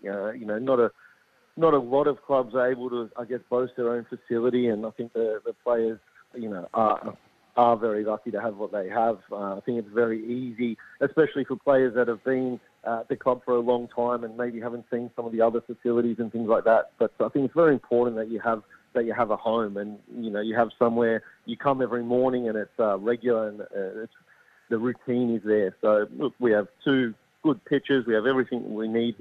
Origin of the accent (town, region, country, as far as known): Sydney, New South Wales, Australia; moved away as an adult; now in Adelaide, Australia